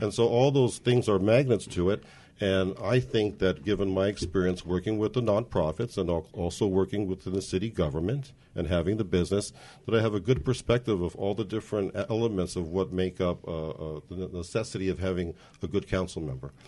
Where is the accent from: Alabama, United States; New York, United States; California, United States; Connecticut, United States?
California, United States; Montebello; now in Whittier, United States; I was a born and raised in Montebello, and there attended Montebello Public Schools